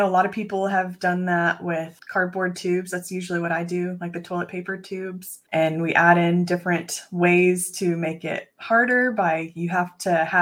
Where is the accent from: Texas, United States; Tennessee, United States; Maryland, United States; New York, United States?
Texas, United States; the Food Truck Championship of Texas, which happens to be in my hometown.